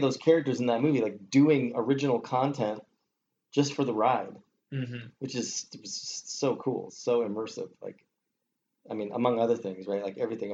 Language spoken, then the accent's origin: English; California, United States; I grew up in California